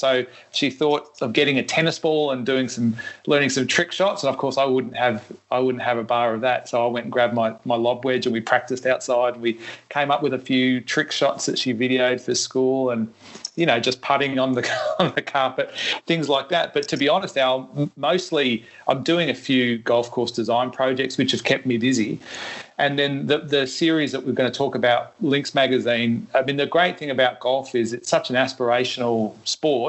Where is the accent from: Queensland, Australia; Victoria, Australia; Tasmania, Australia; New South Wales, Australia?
Victoria, Australia; Melbourne; I grew up playing in Melbourne. I was a caddy at Royal Melbourne when I was very young